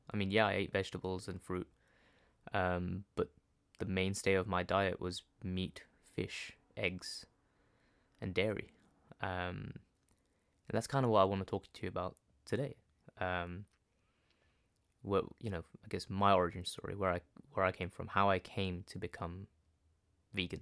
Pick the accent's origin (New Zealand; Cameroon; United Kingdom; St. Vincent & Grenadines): United Kingdom; London; I was born in London, my parents are from Gujarat